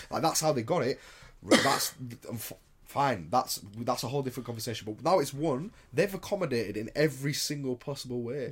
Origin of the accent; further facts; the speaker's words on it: United Kingdom; I'm from Britain